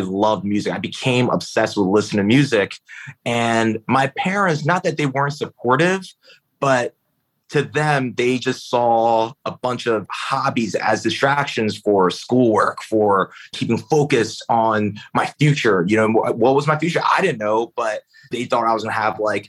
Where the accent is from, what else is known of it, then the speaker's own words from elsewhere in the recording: Philadelphia, Pennsylvania, United States; I grew up in Philly, in North Philly, and my parents were immigrants from China